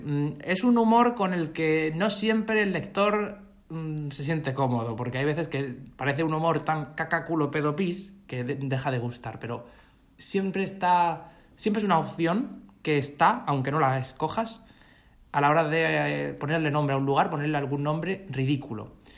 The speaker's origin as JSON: {"language": "Spanish", "town": "La Copa", "region": "Region of Murcia", "country": "Spain", "tie": "born or raised there", "moved": "yes", "said": "Yo soy de un pueblo muy pequeñito, de unos 700 o 600, porque está bajando, habitantes. Se llama La Copa, la Copa de Bullas."}